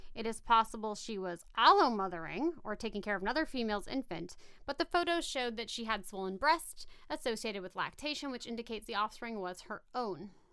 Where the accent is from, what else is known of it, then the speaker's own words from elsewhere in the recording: Valley Center, California, United States; I grew up in Valley Center